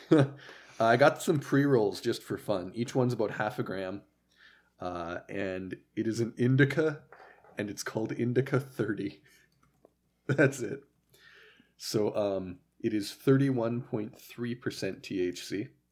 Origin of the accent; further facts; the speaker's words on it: Canada; I'm a Canadian-ass bitch